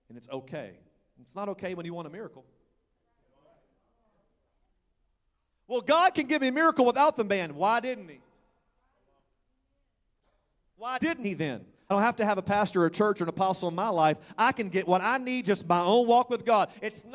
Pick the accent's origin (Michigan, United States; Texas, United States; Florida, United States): Texas, United States; I'm from Texas